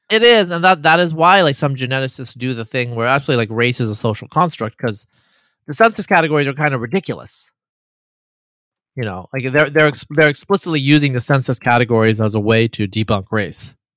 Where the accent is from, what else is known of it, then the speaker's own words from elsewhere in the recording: Eastern Oregon, United States; grew up in Eastern Oregon as a brown-skinned person